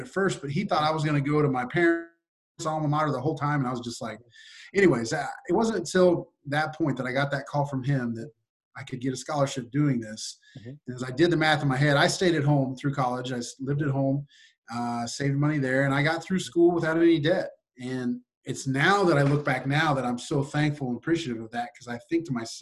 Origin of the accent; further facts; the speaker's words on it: Maryville, Missouri, United States; I grew up in Maryville, Missouri, which is where I went to school